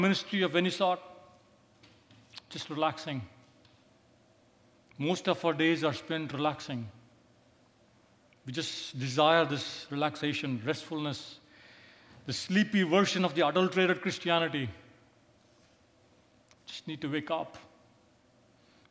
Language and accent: English; India; I come from India